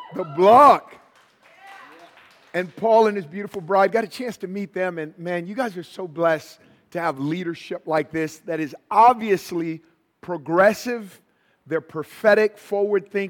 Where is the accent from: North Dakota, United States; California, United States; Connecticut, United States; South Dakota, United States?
California, United States; Oakland; I'm from Northern California. So I was born and raised in Oakland